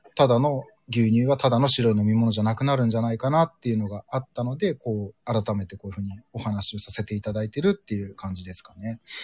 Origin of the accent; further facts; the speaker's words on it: Urayasu, Chiba, Japan; moved away as an adult; now in Hokkaido, Japan; ちょうど僕が二十歳の時の成人式がディズニーで、浦安市民の成人式がディズニーでやりますってなった1回目の時